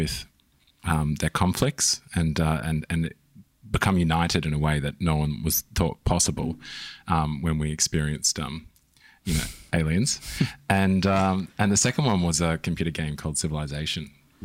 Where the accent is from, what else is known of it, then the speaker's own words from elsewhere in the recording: Christchurch, Canterbury, New Zealand; moved away; also born or lived in Australia; I was born in New Zealand. Right. Whereabouts? Christchurch.